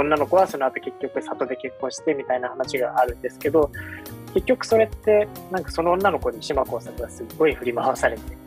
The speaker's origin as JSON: {"language": "Japanese", "country": "Japan", "tie": "born or raised there", "said": "基本神奈川東京で生まれ育ってきた人間"}